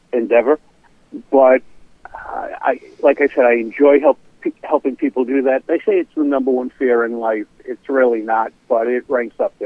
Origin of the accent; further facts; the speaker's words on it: Providence, Rhode Island, United States; I grew up in Providence with a lisp and a stutter